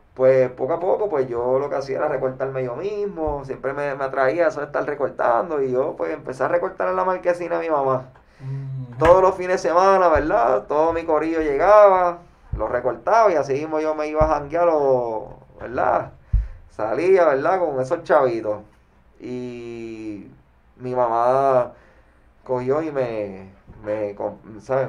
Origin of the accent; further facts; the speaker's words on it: Caguas, Puerto Rico; Mi adolescencia fue en Cagua en, en Cagua